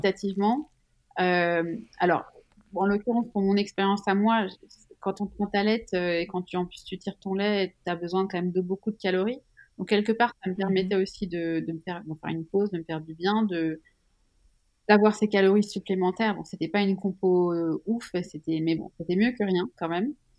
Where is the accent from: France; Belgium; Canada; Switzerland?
Switzerland; Je suis suisse